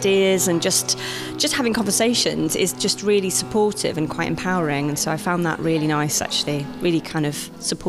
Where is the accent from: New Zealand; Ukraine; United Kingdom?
United Kingdom; London; Yeah. I'm from London.